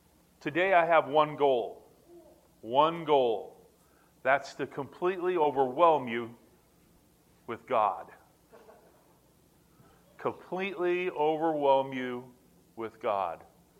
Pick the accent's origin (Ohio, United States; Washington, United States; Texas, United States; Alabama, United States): Alabama, United States; Montgomery; born there; I think I was born in Montgomery, Alabama, on an Air Force base.